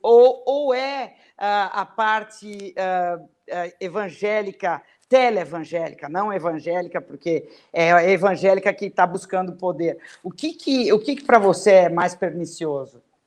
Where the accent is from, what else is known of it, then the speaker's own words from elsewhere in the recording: Brazil; caí aqui no Brasil, nasci aqui